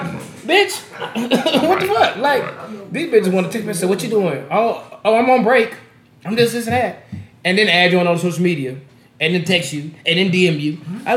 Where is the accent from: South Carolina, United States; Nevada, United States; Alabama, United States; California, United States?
Nevada, United States; Las Vegas; I'm just glad I'm from Vegas.